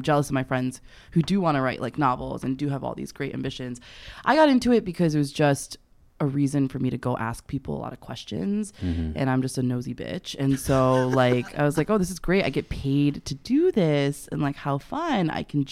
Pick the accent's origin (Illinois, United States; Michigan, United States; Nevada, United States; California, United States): Michigan, United States; I'm from Michigan